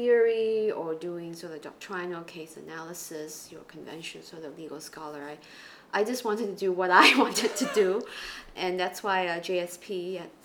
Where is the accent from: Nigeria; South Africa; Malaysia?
Malaysia; East Malaysia; moved away as an adult; also born or lived in United States; now in Singapore; I grew up in Malaysia, and I went through the public school system in the Chinese language stream in East Malaysia